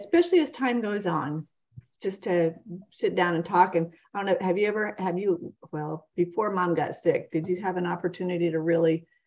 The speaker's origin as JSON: {"language": "English", "region": "Vermont", "country": "United States", "tie": "born or raised there", "moved": "yes", "lives_now": "Florida, United States", "said": "growing up in Vermont"}